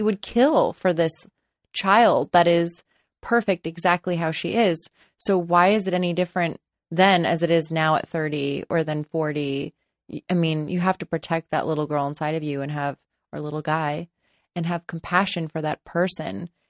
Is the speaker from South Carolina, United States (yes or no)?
no; Los Angeles, California, United States; I grew up in Los Angeles, and I live in Los Angeles